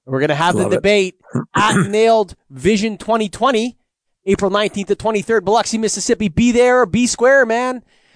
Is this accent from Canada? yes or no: yes; Canada; I'm Canadian